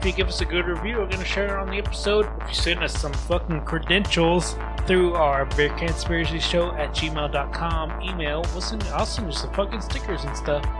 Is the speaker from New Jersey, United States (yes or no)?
no; Texas, United States; moved away; I'm from Texas, dude.